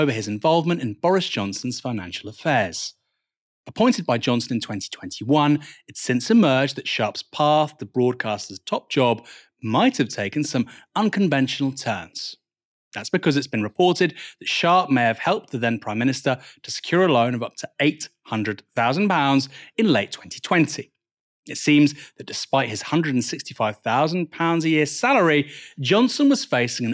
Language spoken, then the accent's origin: English; Bournemouth, South West England, United Kingdom; I'm from Bournemouth, a Tory voting constituency historically